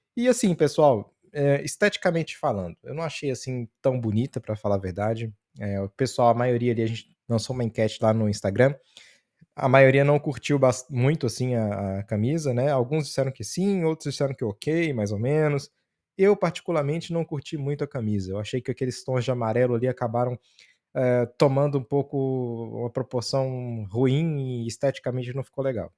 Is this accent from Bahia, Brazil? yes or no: no; Pirapora, Minas Gerais, Brazil; eu que sou do norte de Minas, a maioria da população do norte de Minas, é, pelo menos na minha cidade, Pirapora